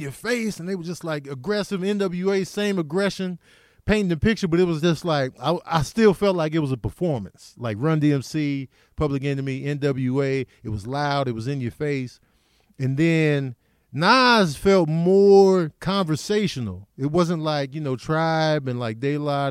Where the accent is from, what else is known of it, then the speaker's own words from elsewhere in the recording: Chicago, Illinois, United States; also born or lived in Grand Rapids, Michigan; I grew up in Chicago. I was born in, in Grand Rapids, Michigan, but I was a baby when we went back to Chicago.